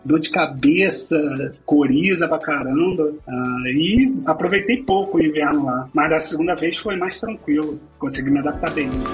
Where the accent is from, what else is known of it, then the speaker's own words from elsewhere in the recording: Rio de Janeiro, Brazil; moved away as an adult; also born or lived in Russia; now in Madrid, Spain; eu sou do Rio de Janeiro, eu me formei em engenharia de telecomunicações